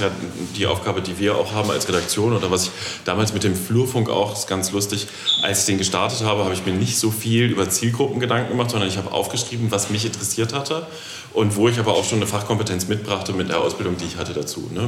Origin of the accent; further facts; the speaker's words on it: the West, West Germany, Germany; Ich bin ja aus dem Westen